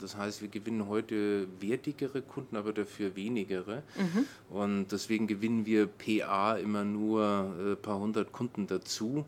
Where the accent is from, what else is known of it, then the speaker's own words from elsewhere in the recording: Nuremberg, Bavaria, Germany; moved away as an adult; now in Brandenburg, Germany; ich bin in Nürnberg aufgewachsen